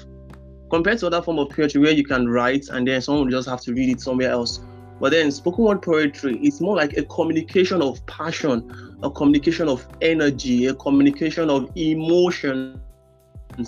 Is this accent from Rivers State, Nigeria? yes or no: yes; Rivers State, Nigeria; I'm from River State, kind of local government